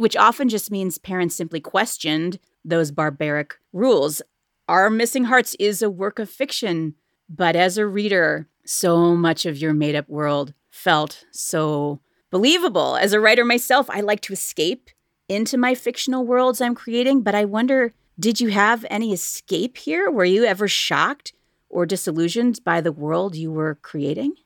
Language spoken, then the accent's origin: English; Cleveland, Ohio, United States; here in my hometown of Cleveland, Ohio